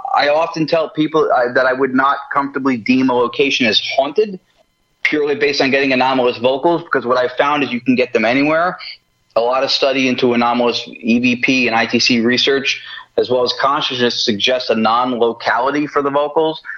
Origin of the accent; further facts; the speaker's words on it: New Jersey, United States; moved away as an adult; also born or lived in Los Angeles; So I'm from New Jersey, which is where I am back living now.